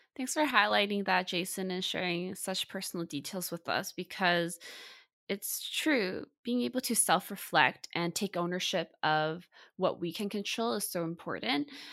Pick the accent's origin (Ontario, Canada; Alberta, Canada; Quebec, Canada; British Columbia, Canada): British Columbia, Canada; Vancouver; I was born and raised in Vancouver, Canada.